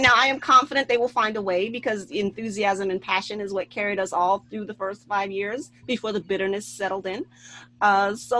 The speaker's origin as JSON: {"language": "English", "town": "New York City", "region": "New York", "country": "United States", "said": "as a New Yorker"}